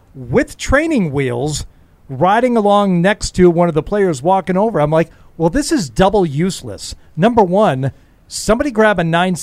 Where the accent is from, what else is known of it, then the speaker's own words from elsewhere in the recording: Michigan, United States; I'm a Midwestern person. I'm from Michigan